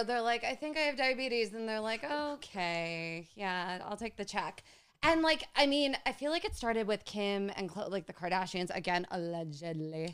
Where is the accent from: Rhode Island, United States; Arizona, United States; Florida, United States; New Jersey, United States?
New Jersey, United States; we're from Jersey.